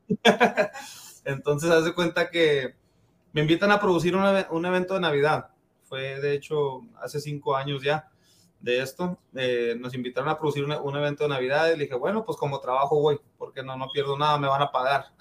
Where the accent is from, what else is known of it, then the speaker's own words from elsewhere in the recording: El Paso, Texas, United States; Yo, yo nací, crecí aquí en El Paso